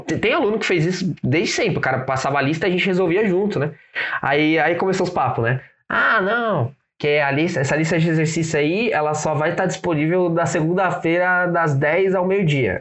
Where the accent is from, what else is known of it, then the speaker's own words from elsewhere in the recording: São Paulo, Brazil; sou da Zona Leste aqui em, aqui em São Paulo